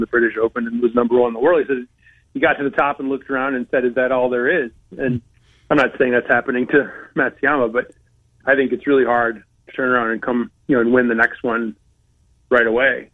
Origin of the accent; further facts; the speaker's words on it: Saginaw, Michigan, United States; now in Connecticut, United States; growing up in Saginaw, Michigan, in a factory town